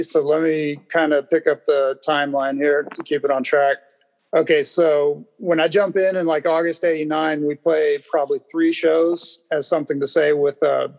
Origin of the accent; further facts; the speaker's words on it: Riverside, California, United States; that's like 13 miles from Riverside where I'm from.